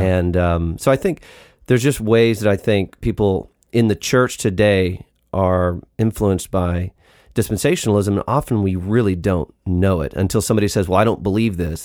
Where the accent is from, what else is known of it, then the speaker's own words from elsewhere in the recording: United States; we're American